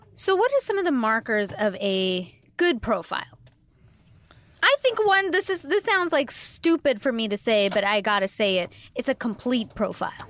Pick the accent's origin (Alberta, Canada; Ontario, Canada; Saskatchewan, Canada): Ontario, Canada; Toronto; I'm from Toronto